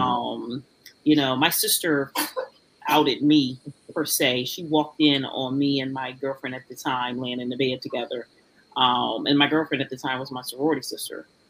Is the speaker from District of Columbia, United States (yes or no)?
yes; Washington, District of Columbia, United States; moved away as an adult; also born or lived in Florida / Tuscaloosa, Alabama; now in Atlanta, United States; my hometown, Washington, D.C.